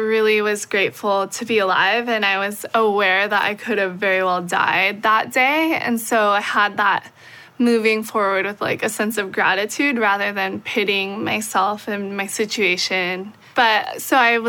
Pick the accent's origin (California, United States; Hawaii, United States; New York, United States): Hawaii, United States; I was born and raised in Hawaii. I'm still living there, and I love it